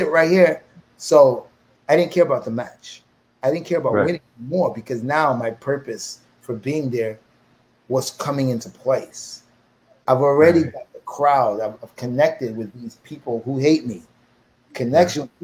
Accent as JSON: {"language": "English", "country": "United States", "said": "I'm American."}